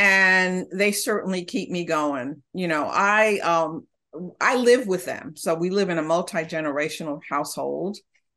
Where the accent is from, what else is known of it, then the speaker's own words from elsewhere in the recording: New York City, New York, United States; moved away as an adult; also born or lived in Honduras; now in Santa Barbara, United States; live in California, Santa Barbara area, not originally, but I grew up in New York City, originally from Central America.